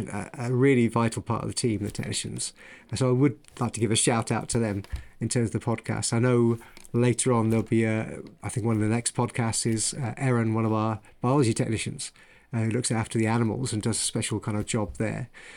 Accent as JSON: {"language": "English", "country": "Ireland", "tie": "born there", "moved": "yes", "said": "I ended up in the UK, in England, for the first time because I was born in Ireland, but actually moved around the world with my family following oil around the world."}